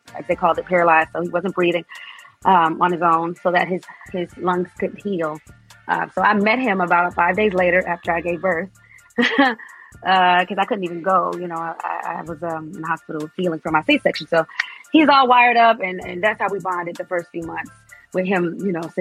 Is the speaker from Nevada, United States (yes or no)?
yes; Las Vegas, Nevada, United States; moved away as an adult; now in Atlanta, United States; my hometown of Las Vegas